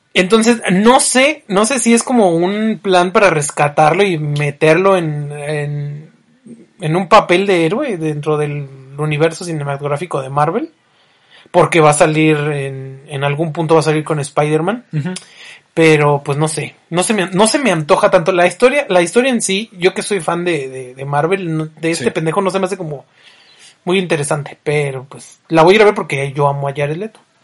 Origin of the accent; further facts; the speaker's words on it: Michoacán, Mexico; somos de Michoacán